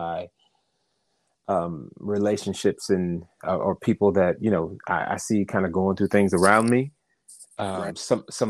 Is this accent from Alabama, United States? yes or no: no; New Jersey, United States; Originally, I'm from New Jersey.